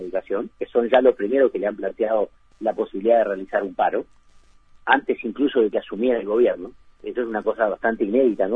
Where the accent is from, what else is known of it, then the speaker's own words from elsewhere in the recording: Uruguay; nosotros los uruguayos